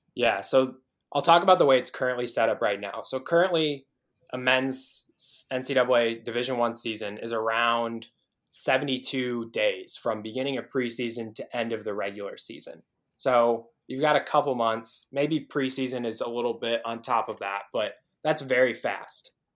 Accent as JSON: {"language": "English", "region": "Illinois", "country": "United States", "tie": "born or raised there", "also_born_or_lived": "Des Moines, Iowa", "moved": "as an adult", "lives_now": "Iowa City, United States", "said": "I grew up in Illinois"}